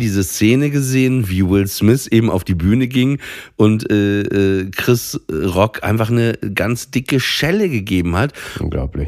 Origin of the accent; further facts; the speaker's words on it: Papenburg, Lower Saxony, Germany; moved away; in meiner Heimat Papenburg